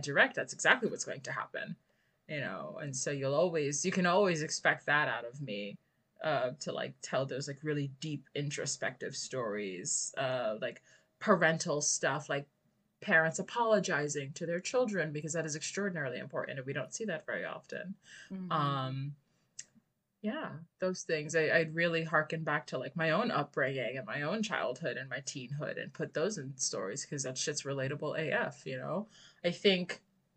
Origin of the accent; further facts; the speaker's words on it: New York City, New York, United States; I'm from the Bronx